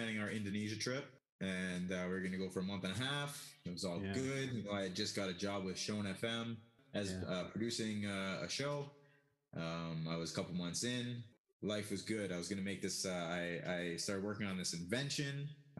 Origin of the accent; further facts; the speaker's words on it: Toronto, Ontario, Canada; also born or lived in Ottawa; now in Yukon, Canada; I'm originally from Toronto. I've lived all over Canada, but from Ottawa, I ended up moving back to Toronto, going to school. You know, life took me to the Yukon. I've been here for 12 plus years now.